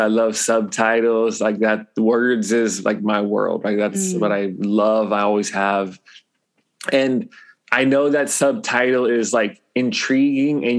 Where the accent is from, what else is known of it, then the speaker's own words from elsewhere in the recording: Los Angeles, California, United States; now in Hawaii, United States; I grew up in Los Angeles area, LA Unified School District.